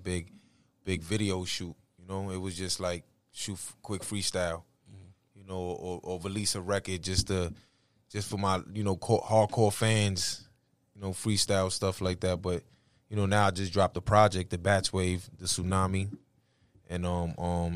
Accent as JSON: {"language": "English", "town": "New York City", "region": "New York", "country": "United States", "moved": "yes", "lives_now": "Massachusetts, United States", "said": "I'm from the Bronx, but, you know, I've been out here for a long time."}